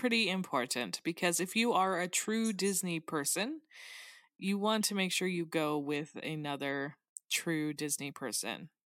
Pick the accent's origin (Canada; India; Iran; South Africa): Canada; I, as a Canadian